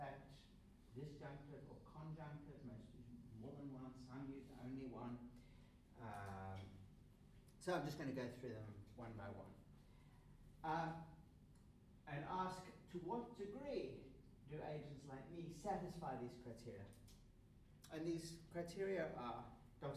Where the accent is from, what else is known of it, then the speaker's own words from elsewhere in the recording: South Africa; I grew up in South Africa under apartheid